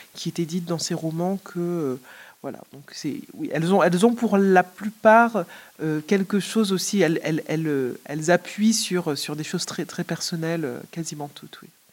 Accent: Martinique; Je suis de Martinique

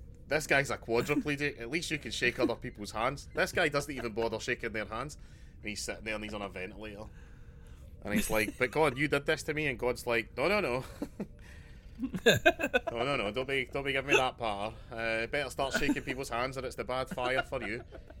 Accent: Glasgow, Scotland, United Kingdom; As a Glaswegian man

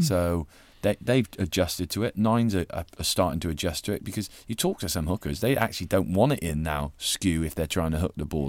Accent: Gloucestershire, South West England, United Kingdom; growing up in Gloucestershire

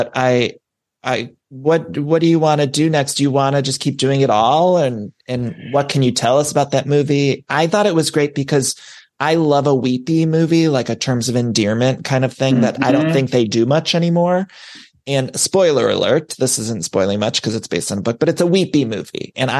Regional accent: Ohio, United States; I'm from Ohio

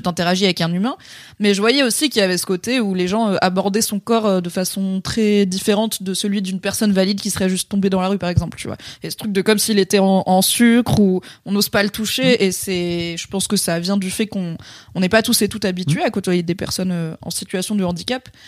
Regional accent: France; accent: French (in English); mon accent français horrible en anglais

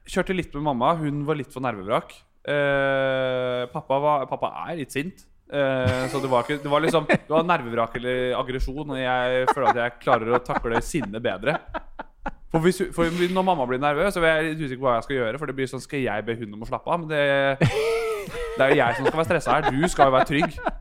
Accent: Bærum, Akershus, Norway; Jeg er fra Bærum

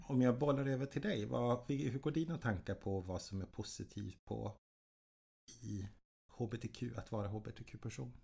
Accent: Jokkmokk, Norrbotten County, Sweden; moved away; also born or lived in Stockholm; Jag är född och uppvuxen i Jokkmokk uppe i svenska Lappland

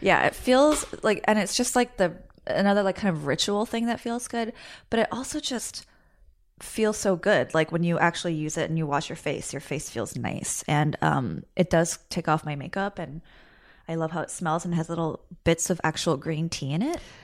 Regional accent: United States; I'm Korean American

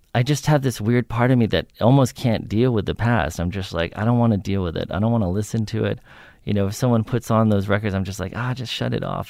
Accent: New York, United States; I grew up in New York on the Upper West Side

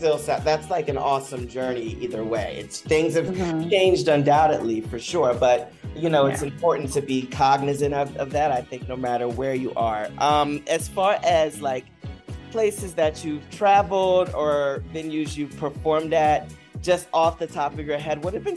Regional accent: United States; I'll say bonbon because I'm heavily American.

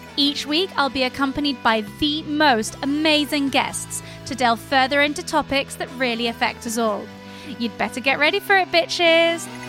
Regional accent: Geneva, Switzerland; growing up in Geneva

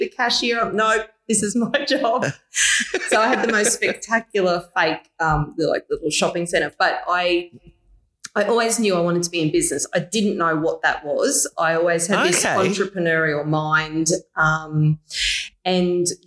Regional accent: Mackay, Queensland, Australia; also born or lived in Brisbane; Decided to move back home to Mackay

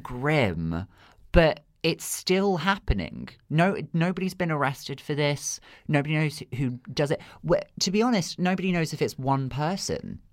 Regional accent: Redruth, South West England, United Kingdom; moved away; I'm originally from Cornwall. Okay. That's where I was born and raised.

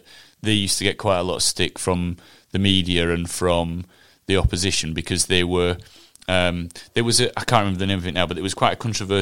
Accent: Huddersfield, Yorkshire and the Humber, United Kingdom; Huddersfield, which is my hometown

